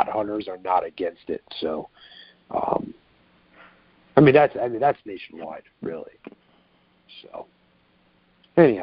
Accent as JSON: {"language": "English", "region": "New York", "country": "United States", "also_born_or_lived": "Long Island", "moved": "yes", "said": "I'm from New York originally, if you didn't catch from my accent. But, yeah, I grew up hunting in Binghamton and Deposit"}